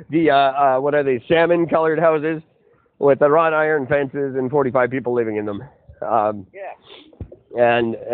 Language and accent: English; Canada; I am third generation Canadian